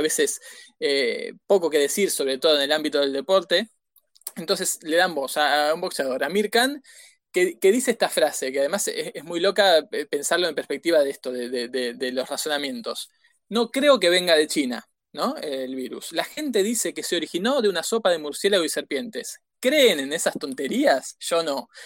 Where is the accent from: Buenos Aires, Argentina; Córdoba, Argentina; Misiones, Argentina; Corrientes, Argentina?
Buenos Aires, Argentina; Somos porteños y además estudiamos comunicación